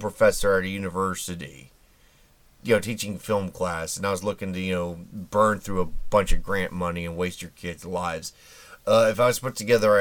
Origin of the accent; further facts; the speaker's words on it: Indianapolis, Indiana, United States; my hometown of Indy